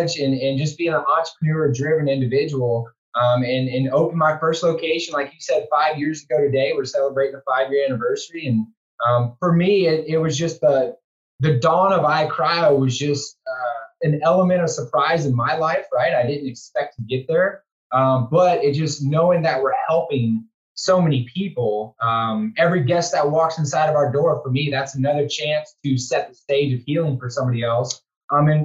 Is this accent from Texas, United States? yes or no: yes; Houston, Texas, United States; moved away as an adult; I moved back here to Houston, my hometown